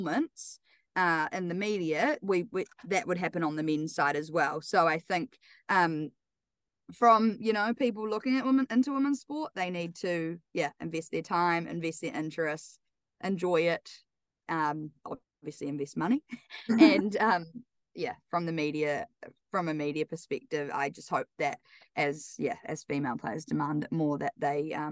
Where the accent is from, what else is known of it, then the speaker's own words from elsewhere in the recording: Wellington, New Zealand; moved away as an adult; now in Auckland, New Zealand; I'm obviously from Wellington